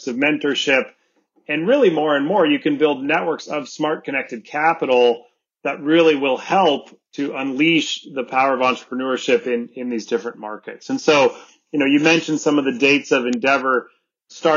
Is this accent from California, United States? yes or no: yes; Sonoma Valley, California, United States; moved away as an adult; also born or lived in Buenos Aires, Argentina / Germany / London / New York; I grew up here in the Sonoma Valley.